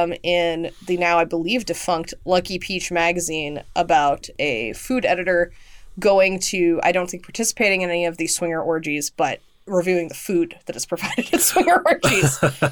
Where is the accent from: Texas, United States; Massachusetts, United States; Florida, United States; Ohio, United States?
Texas, United States; But I, as a Texan, a proud Texan, have a preference